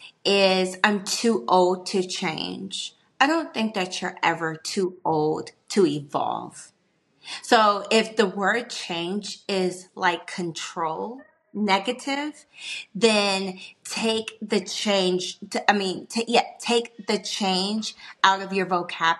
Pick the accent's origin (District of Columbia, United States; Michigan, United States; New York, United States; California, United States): District of Columbia, United States; Washington; I am a northerner. I am from Washington, D.C., the hustle bustle city